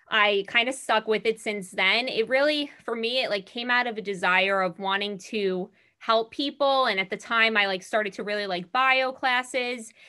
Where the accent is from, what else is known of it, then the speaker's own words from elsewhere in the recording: Long Island, New York, United States; I'm from Long Island. I am in first year IM resident.